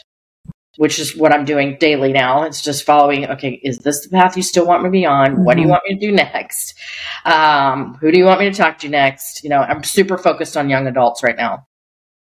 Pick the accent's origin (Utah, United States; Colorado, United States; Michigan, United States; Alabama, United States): Colorado, United States; my husband and I grew up in Colorado